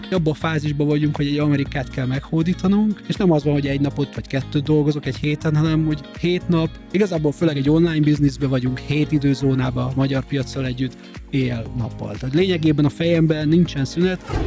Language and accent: Hungarian; Hungary